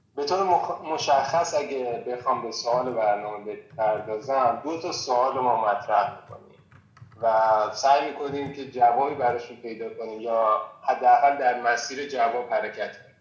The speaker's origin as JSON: {"language": "Persian", "country": "Iran", "moved": "yes", "lives_now": "Prague, Czech Republic", "said": "ما به عنوان یک ایرانی"}